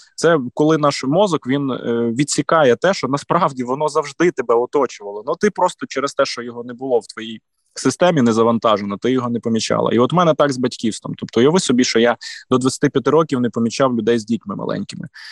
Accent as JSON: {"language": "Ukrainian", "region": "Volyn Oblast", "country": "Ukraine", "said": "я з Волині е, регіону досить, скажімо, такого е, толерантного до суржику"}